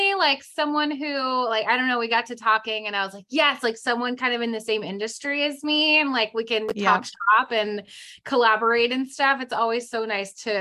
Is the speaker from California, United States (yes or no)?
yes; San Jose, California, United States; moved away as an adult; now in Arizona, United States; I was living in the Bay Area, San Jose, California. And that's where I'm from, born and raised there my whole life.